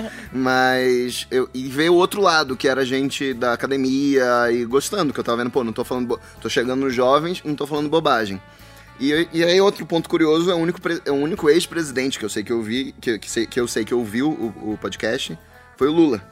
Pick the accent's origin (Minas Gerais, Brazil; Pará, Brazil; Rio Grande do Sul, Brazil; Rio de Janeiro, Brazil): Pará, Brazil; Belém; now in São Paulo, Brazil; eu sou de Belém do Pará